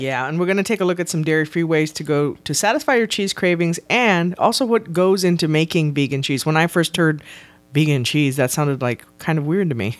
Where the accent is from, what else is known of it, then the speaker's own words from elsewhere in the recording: South Texas, United States; I am from South Texas